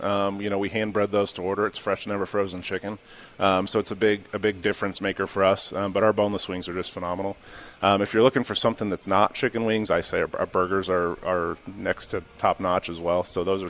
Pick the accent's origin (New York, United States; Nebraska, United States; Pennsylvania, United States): Nebraska, United States; Lincoln; I'm from Lincoln pretty much my whole